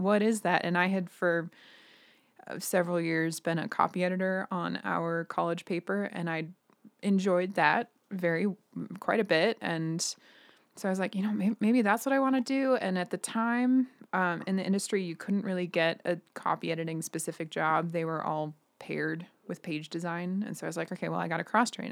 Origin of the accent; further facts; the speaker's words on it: Billings, Montana, United States; also born or lived in Missoula / South Dakota; now in Billings, United States; I, I grew up in Billings, and I studied in Missoula in college.